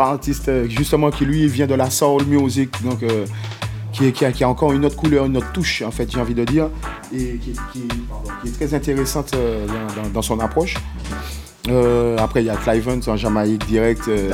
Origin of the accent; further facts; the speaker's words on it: Martinique; chez moi en Martinique